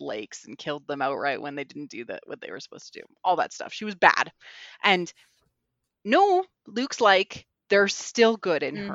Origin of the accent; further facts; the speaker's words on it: Canada; growing up in Canada means, like, I would have four feet of snow regularly